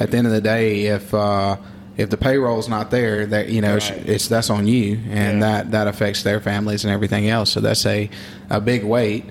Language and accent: English; Mississippi, United States; I grew up in Baden, Mississippi